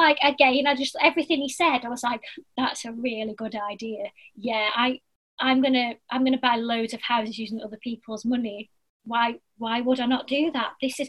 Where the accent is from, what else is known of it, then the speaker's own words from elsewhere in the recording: Blackpool, North West England, United Kingdom; I'm from Blackpool, but I've lived everywhere.